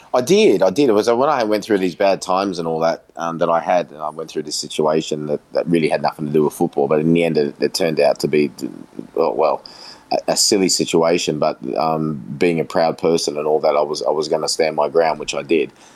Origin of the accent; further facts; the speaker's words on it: Australia; also born or lived in England; who I grew up with here in Australia